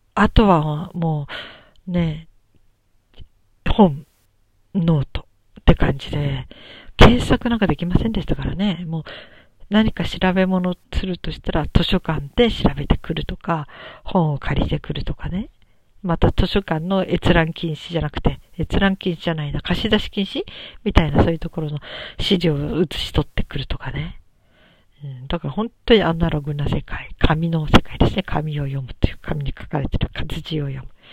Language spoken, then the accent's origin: Japanese; Japan